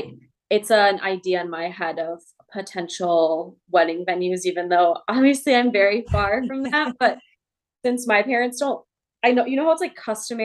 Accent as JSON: {"language": "English", "area": "Twin Cities", "region": "Minnesota", "country": "United States", "tie": "born or raised there"}